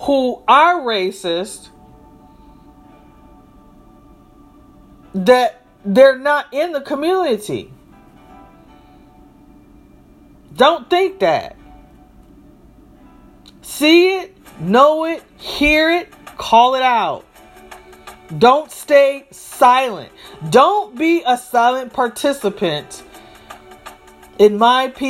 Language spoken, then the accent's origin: English; Michigan, United States; as a child of a family that is from the South, I was born in the North.